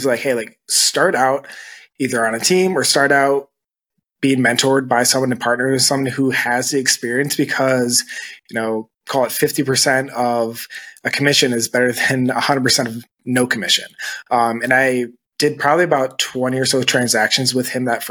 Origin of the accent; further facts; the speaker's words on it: Lansing, Michigan, United States; moved away as an adult; also born or lived in Denver, Colorado; now in Grand Rapids, United States; I'm originally from Lansing, Michigan.